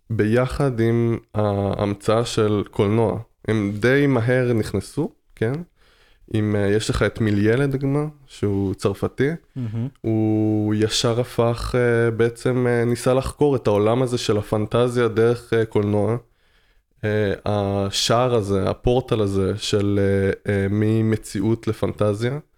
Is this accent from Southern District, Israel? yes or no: no; Tel Aviv, Tel Aviv District, Israel; אני מתל אביב.